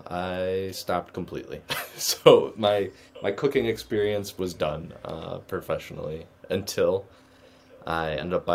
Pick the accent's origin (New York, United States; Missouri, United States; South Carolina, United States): New York, United States; Rochester; growing up in Rochester, it was great. You know, all my family's here, so we really stayed local